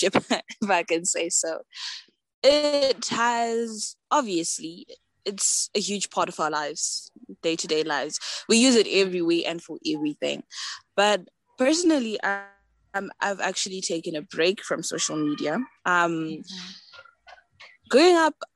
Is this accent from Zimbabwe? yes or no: yes; Zimbabwe; I'm from Zimbabwe